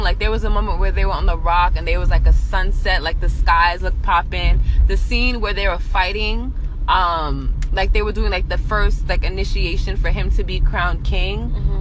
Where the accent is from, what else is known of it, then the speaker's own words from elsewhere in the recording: New York City, New York, United States; now in New Jersey, United States; I'm from Brooklyn